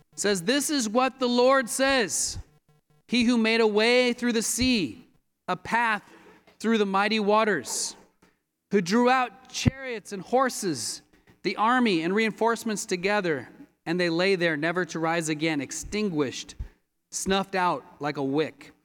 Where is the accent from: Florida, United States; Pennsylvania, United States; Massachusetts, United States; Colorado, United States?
Colorado, United States; moved away as an adult; now in Los Angeles, United States; I grew up in Colorado and became a disciple in Colorado